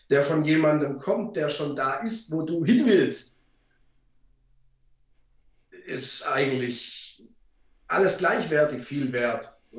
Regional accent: Baden-Württemberg, Germany; ich komme ja {S1} aus dem Schwabeländle und da spart man ja gern.

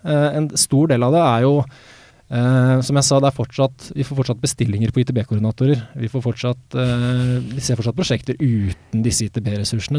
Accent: Sandefjord, Vestfold, Norway; moved away; also born or lived in Oslo; Jeg flytta jo fra Oslo hjem til Sandefjord, der jeg er fra, for, for fire år siden

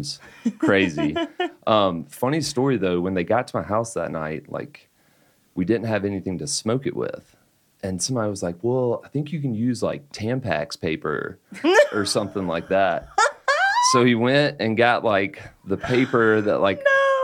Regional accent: Dothan, Alabama, United States; moved away as an adult; also born or lived in Birmingham, Alabama / London; now in Denver, United States; I was born in Birmingham, grew up down in Dothan, about an hour away from the Gulf Coast.

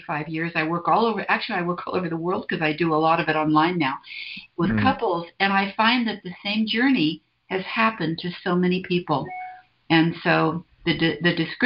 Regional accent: San Francisco, California, United States; I was born in San Francisco, 1944. So I've been around a while, and I came sort of into my, I don't know if it was growing up, but I sort of came of age in the 60s in San Francisco.

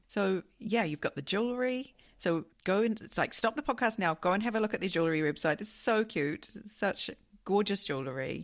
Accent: New Zealand; now in Japan; I come from New Zealand.

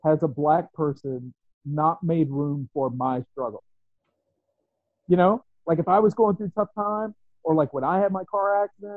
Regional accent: West Virginia, United States; I grew up in West Virginia

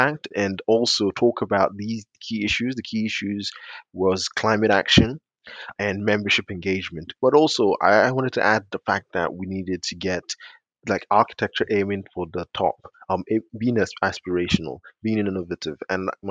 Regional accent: London, United Kingdom; also born or lived in Nigeria; I was born in Nigeria. I grew up in South London

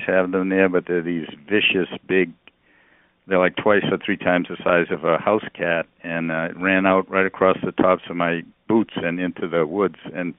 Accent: outside of Boston, Massachusetts, United States; moved away; I grew up right outside of Boston, like at the end of the subway line

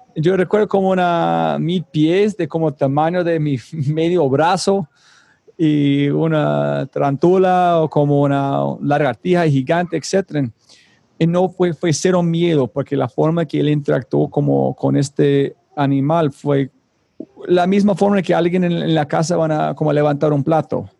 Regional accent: United States; now in Medellín, Colombia; soy gringo

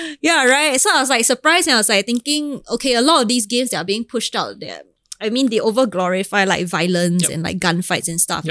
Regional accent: Singapore; I'm Singaporean

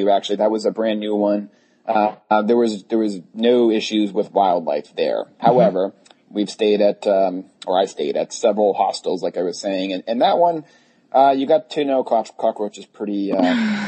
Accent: Massachusetts, United States; I'm from Massachusetts

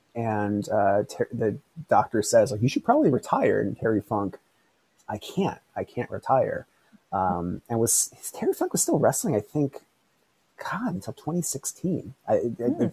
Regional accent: Philadelphia, Pennsylvania, United States; from my hometown of Philadelphia

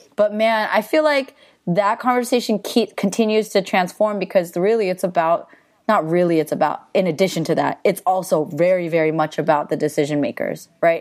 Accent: the Bay Area, California, United States; I grew up in the Bay

